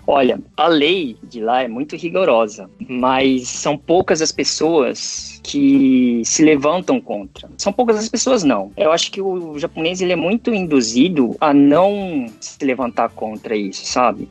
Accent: São Paulo, Brazil; moved away as an adult; now in Japan; eu sou de São Paulo, capital

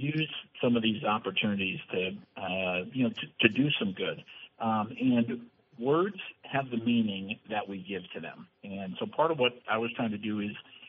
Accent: Brandon, Vermont, United States; my hometown of Brandon

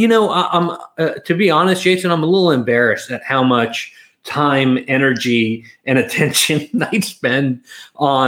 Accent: London, United Kingdom; I'm an East London West Ham fan

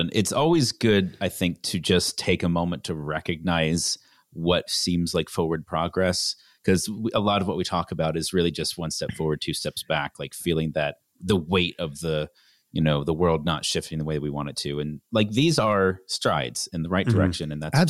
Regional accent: Canada; I grew up in Canada.

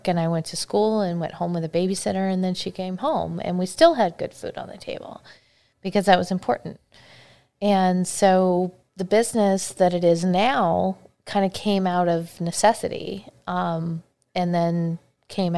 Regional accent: Battle Ground, Washington, United States; also born or lived in Arizona; I grew up in Battleground, Washington

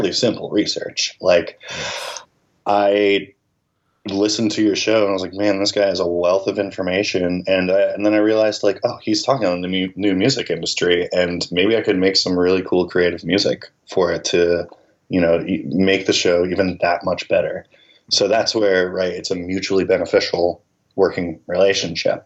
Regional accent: Philadelphia, Pennsylvania, United States; moved away as an adult; now in Nashville, United States; I'm originally from Philadelphia

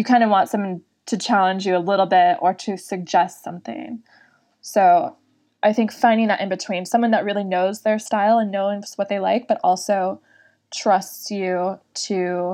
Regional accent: Northern California, United States; accent: valley girl / surfer dude; I'm from Northern California

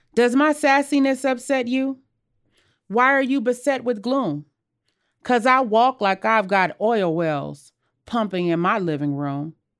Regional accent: Los Angeles, California, United States; born or raised there; also born or lived in Jackson, Mississippi

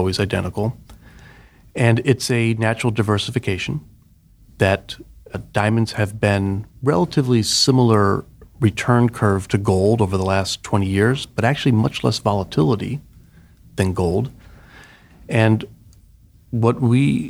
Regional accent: outside of St. Louis, Missouri, United States; moved away as an adult; also born or lived in Pittsburgh, Pennsylvania; I grew up in the Midwest in Missouri, outside of St. Louis

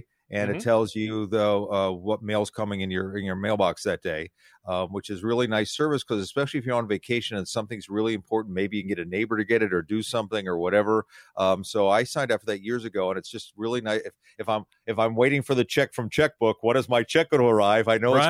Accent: Philadelphia, Pennsylvania, United States; I grew up in Philadelphia.

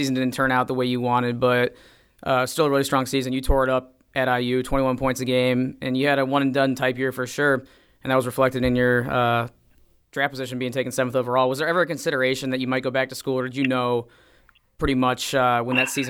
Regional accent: Illinois, United States; as a kid growing up in Illinois, that game really stood out to me as well.

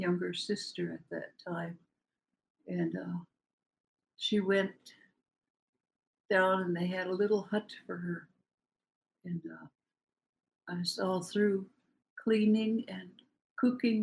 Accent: Port Simpson, British Columbia, Canada; moved away as an adult; now in Metlakatla, United States; I've been here in Metlakatla for 64 years. I come from Port Simpson, B.C.

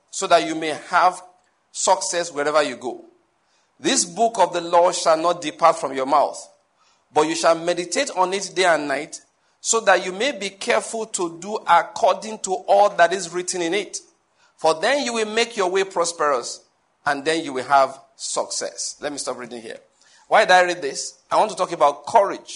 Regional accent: Owo, Ondo, Nigeria; now in Enugu, Nigeria; My hometown is Owo in Ondo State

